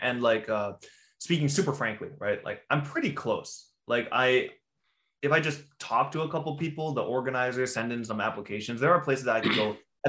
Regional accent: Canada; we're Canadian.

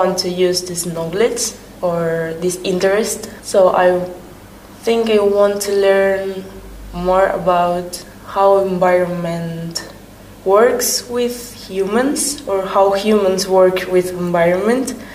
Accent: Spain; English is a second language; moved away as an adult; now in Hungary; I'm from Spain

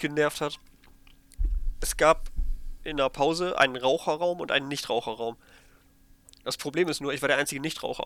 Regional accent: Germany; schon drei Deutsche mindestens. Also mich

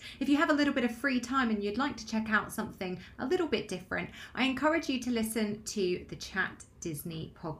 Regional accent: United Kingdom; Myself and my friend Tash are both based in the UK

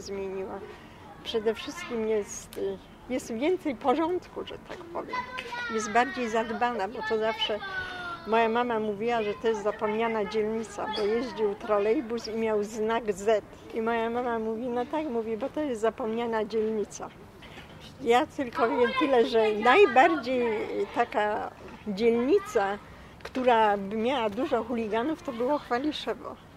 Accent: Poland; moved away as an adult; ja się urodziłam tutaj w 1944 roku na ulicy Mariackiej pod numerem 32. Mieszkałam tu do roku 90. I tu spędziłam całe moje dzieciństwo.

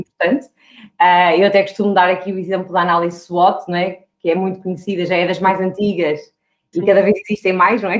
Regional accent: Porto, Norte, Portugal; eu tenho 35 anos, sou do Porto

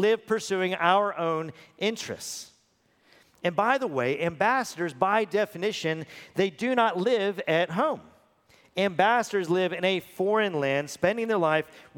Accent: Texas, United States; I'm a born and bred U.S. citizen. I'm a Texan at that.

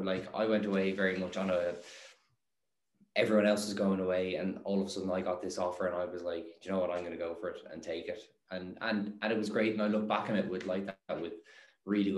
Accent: Ireland; also born or lived in Netherlands; in Ireland we

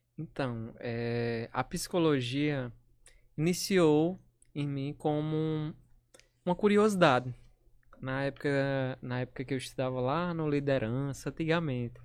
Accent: São Bento, Brazil; also born or lived in Natal; sou de São Bento.

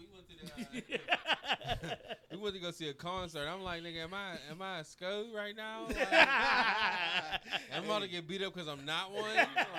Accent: Pittsburgh, Pennsylvania, United States; I'm from, like, I grew up in Lincoln and Garfield

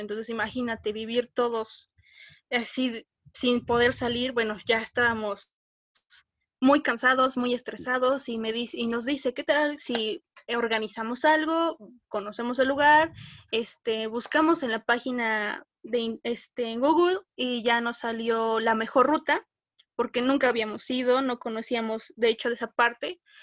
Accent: Puebla, Mexico; Soy orgullosamente mexicana y 100% poblana.

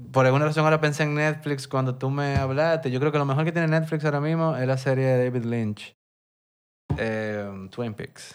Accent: Santo Domingo, Distrito Nacional, Dominican Republic; yo soy de Santo Domingo, me crié aquí, esta es mi ciudad

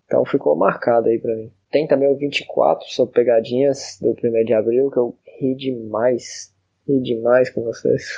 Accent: Montes Claros, Minas Gerais, Brazil; sou da cidade de Montes Claros, que fica no norte de Minas Gerais

